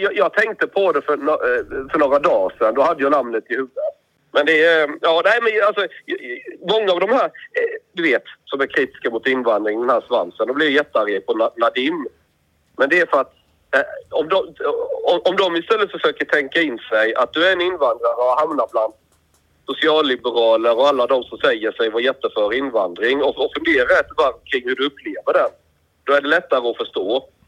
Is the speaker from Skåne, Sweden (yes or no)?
yes; Osby, Skåne, Sweden; born or raised there